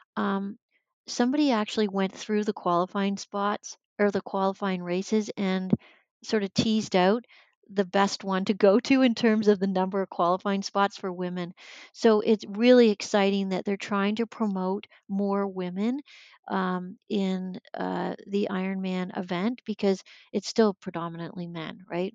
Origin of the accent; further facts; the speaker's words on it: Sarnia, Ontario, Canada; I grew up in Sarnia, Ontario